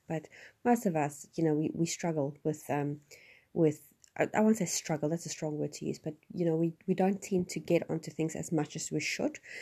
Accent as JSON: {"language": "English", "area": "Johannesburg area", "region": "Gauteng", "country": "South Africa", "moved": "yes", "said": "I'm originally, I'm from Johannesburg, which is not quite Johannesburg as in the dodgy C B D side of everything. Um, I was about an hour's drive from Johannesburg. I lived in a small town"}